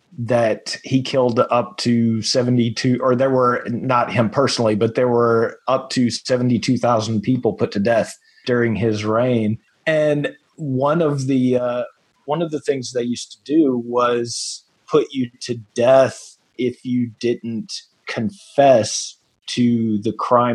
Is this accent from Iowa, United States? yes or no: no; Nashville, Franklin area, Middle Tennessee, United States; I am from Middle Tennessee, around the Nashville, Franklin area.